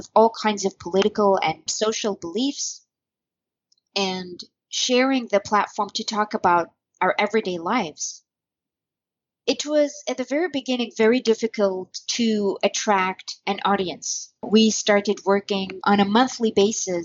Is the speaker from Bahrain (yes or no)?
yes; Bahrain; I'm from Bahrain, where I still currently live